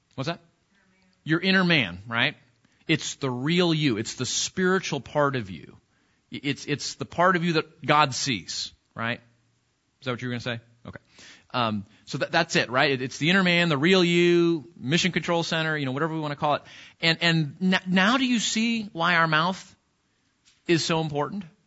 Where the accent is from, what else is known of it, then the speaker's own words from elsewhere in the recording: California, United States; now in Texas, United States; I'm from California